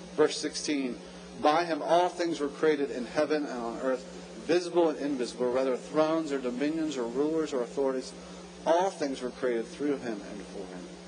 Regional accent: Jacksonville, Florida, United States; also born or lived in New Port Richey, Florida; I'm from Jacksonville, lived there until my college days

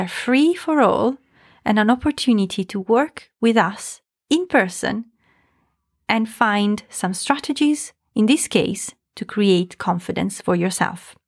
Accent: Italy; I'm from Italy, where there is quite a patriarchy

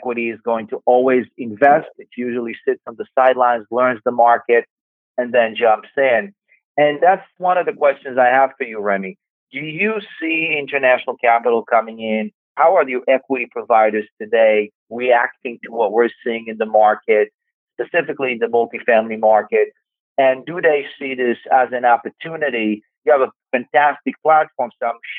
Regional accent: Israel; now in New York City, United States; I grew up in Israel

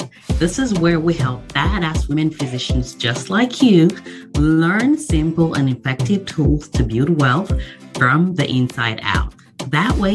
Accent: Nigeria; moved away as an adult; now in United States; I was born in Nigeria

